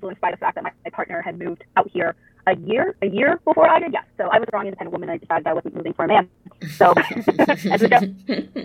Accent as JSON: {"language": "English", "region": "East Coast", "country": "United States", "also_born_or_lived": "Chicago", "moved": "as an adult", "said": "I am not from the Midwest. I originally came from the East Coast"}